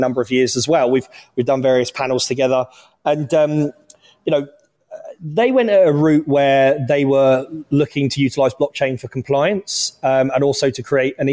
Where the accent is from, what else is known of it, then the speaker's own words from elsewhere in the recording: Luton, East of England, United Kingdom; now in Texas, United States; I come from Luton Town, North London, which is a highly diverse area